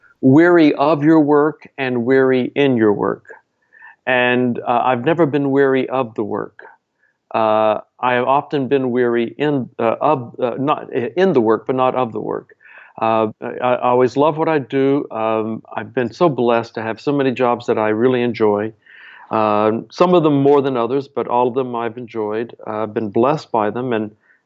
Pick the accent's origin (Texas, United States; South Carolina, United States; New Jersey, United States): Texas, United States; Dallas; I'm from Dallas, Texas